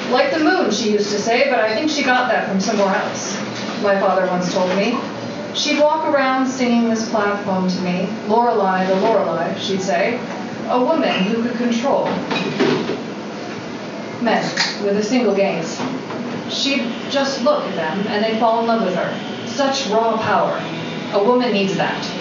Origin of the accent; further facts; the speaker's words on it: Waltham, Massachusetts, United States; I used to swim when I was younger, a little girl growing up in Waltham, Massachusetts, I was on the swim team.